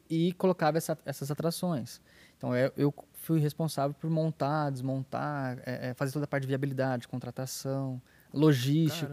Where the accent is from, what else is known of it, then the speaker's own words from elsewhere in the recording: Brazil; da minha cidade, que eu sou de Paradópolis aqui do lado